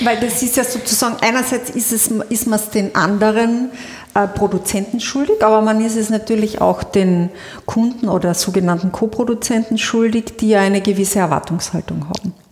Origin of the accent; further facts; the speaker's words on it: Carinthia, Austria; als Kärntnerin